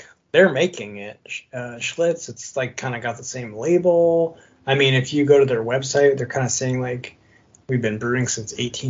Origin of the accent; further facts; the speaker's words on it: Midwest, United States; We're from the Midwest, so.